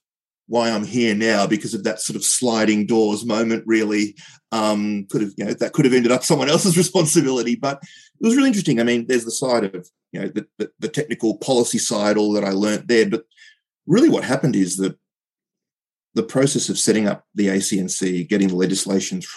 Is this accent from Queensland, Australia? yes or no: no; Brighton, Victoria, Australia; also born or lived in Poland; We lived in Brighton as soon as we came. So, we came from Poland, came to Australia, and, grew up as a kid with sort of two identities